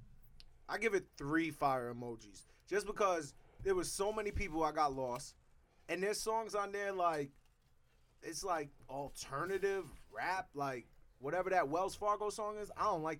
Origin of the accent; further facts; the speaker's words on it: Jamaica; I had to work. I'm Jamaican. I don't believe in that shit.